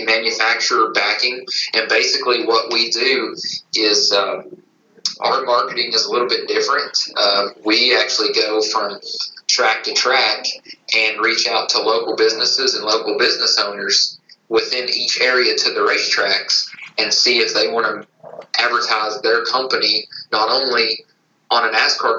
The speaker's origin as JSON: {"language": "English", "region": "East Tennessee", "country": "United States", "tie": "born or raised there", "said": "I'm born and raised in East Tennessee. Still living here today"}